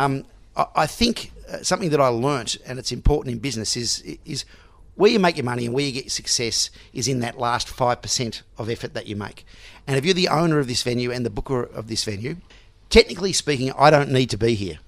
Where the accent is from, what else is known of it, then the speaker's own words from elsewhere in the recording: Melbourne, Victoria, Australia; also born or lived in Sydney; even though I was born in Sydney, I've grown grown up in Melbourne